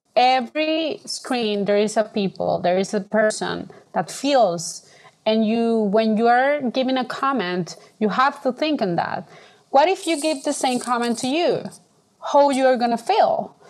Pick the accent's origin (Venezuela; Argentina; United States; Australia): Venezuela; born or raised there